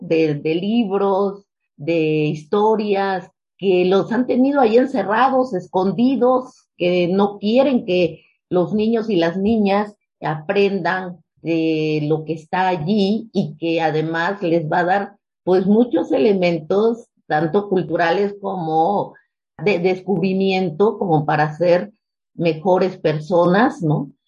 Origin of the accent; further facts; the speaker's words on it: Mexico; also born or lived in Mexico City; yo pues soy producto del 68, ¿no? En nuestro país